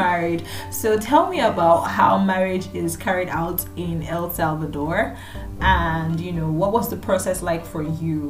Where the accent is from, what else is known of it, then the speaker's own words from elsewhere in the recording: Nigeria; I come from Nigeria. I would call myself a Nigerian.